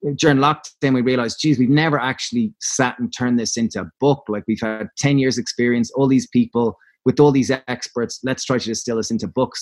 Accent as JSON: {"language": "English", "country": "Ireland", "said": "Being Irish"}